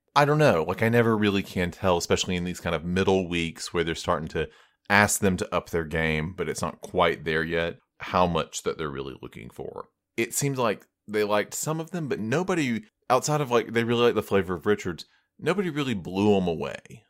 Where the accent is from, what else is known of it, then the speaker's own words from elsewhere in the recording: United States; I'm American